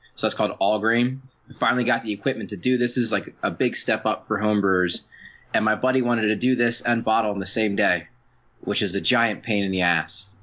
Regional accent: Baltimore, Maryland, United States; now in San Diego, United States; I grew up in Maryland

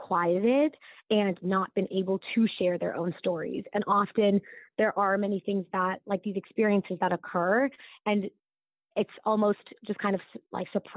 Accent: United States; accent: American; being Desi and growing up in the U.S.

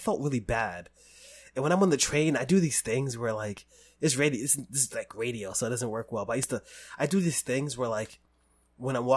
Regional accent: New York City, New York, United States; I grew up in the Bronx

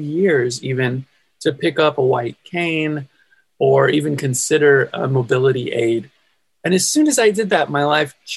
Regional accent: California, United States; I'm from California, born and raised in California

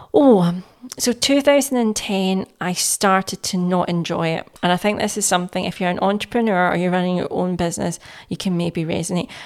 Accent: Glasgow, Scotland, United Kingdom; I was born and raised in Glasgow

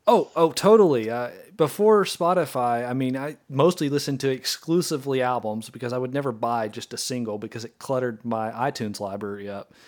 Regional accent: Arkansas, United States; a band from Central Arkansas, so they're my home state band

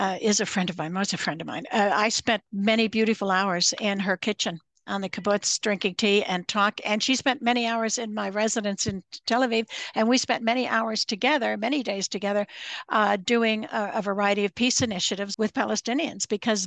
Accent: Canada; I was very proud of her as a Canadian

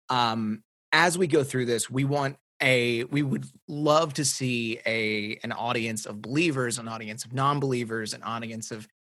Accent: Tennessee, United States; I grew up in Tennessee

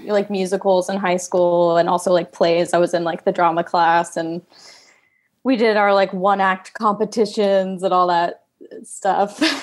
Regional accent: Fayetteville, Georgia, United States; I grew up uh, in a suburb south of Atlanta. It's okay. Fayetteville, Georgia

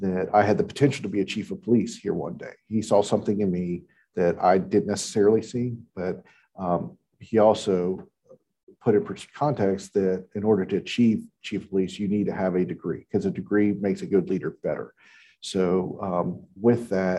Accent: Houston, Texas, United States; moved away as an adult; also born or lived in Northern Virginia; now in Albemarle County, United States; I was actually born and raised in Houston, Texas, and joined the Army coming out of high school

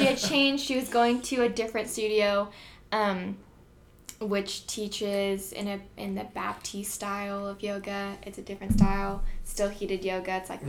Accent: Corvallis, Oregon, United States; moved away as an adult; also born or lived in Idaho; now in Provo, Utah, United States; Born and raised in Corvallis, Oregon.

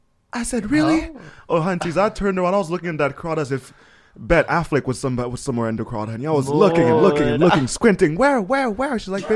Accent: Canada; also born or lived in United States; Just, you know, staring because I'm French Canadian and American, so you have to add a little Frenchness to it.

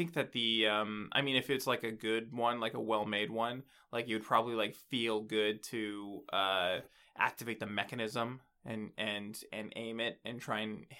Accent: Winnipeg, Manitoba, Canada; moved away; also born or lived in Yukon; I come from Winnipeg, initially.

